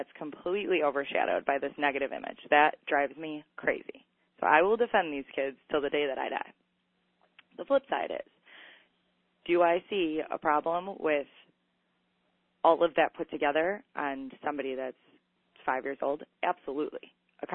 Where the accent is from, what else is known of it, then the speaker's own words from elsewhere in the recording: Chicago, Illinois, United States; the streets that I grew up in Chicago